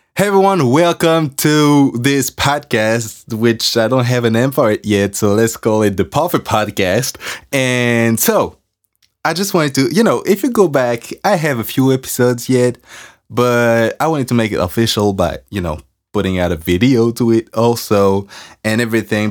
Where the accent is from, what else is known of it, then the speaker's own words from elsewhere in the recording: France; accent: French; English is a second language; I'm working on my accent because I'm French